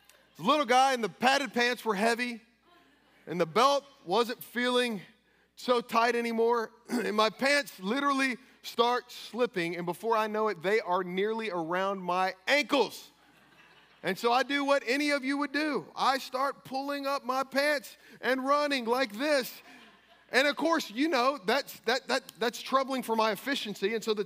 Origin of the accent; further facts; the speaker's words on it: Kentucky, United States; I came from Kentucky.